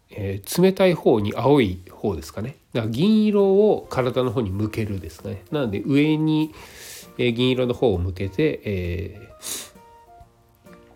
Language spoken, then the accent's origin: Japanese; Nagano, Japan; now in Osaka, Japan; 私の実家はね長野県なのでそっちの方がよっぽど寒い